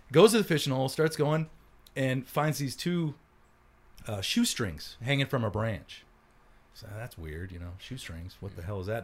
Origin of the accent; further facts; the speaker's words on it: United States; how I grew up was I, right on the Mississippi River